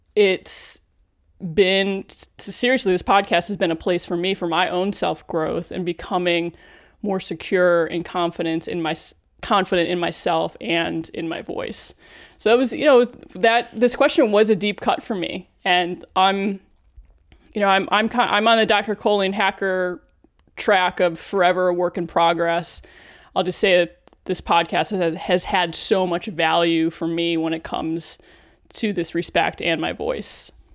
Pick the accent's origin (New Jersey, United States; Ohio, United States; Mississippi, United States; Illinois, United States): Ohio, United States; Cleveland; when I worked in local news in Cleveland, N B C affiliate, Channel three News, my hometown